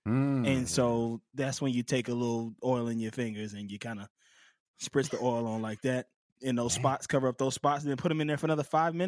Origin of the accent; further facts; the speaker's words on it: Southern United States, United States; Now I'm from the South, and we got Crystal Burger.